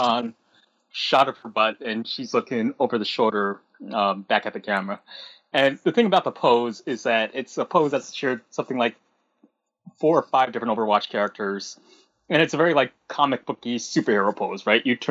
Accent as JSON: {"language": "English", "town": "New York City", "region": "New York", "country": "United States", "tie": "born or raised there", "also_born_or_lived": "Kansas", "said": "I was born in New York and I lived in New York like maybe the earliest years of my life, and then my mom moved me out to Kansas for a while. But that was pretty short lived. Then she moved me back to New York."}